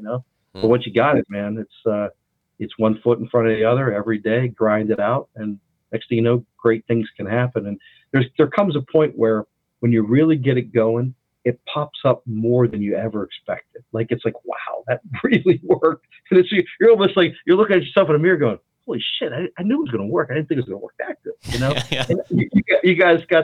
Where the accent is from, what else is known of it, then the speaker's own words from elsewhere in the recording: West Virginia, United States; I'm from West Virginia